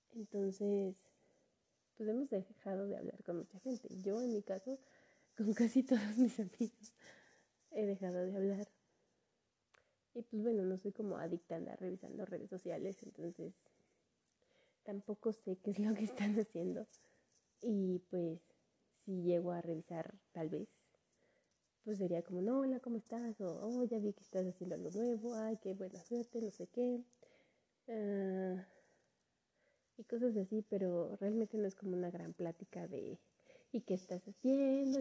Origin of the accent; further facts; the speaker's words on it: Mexico; soy de México.